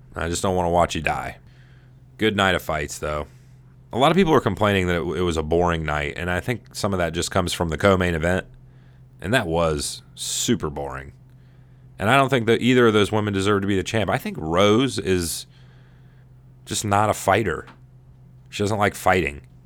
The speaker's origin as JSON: {"language": "English", "country": "United States", "said": "I'm an American"}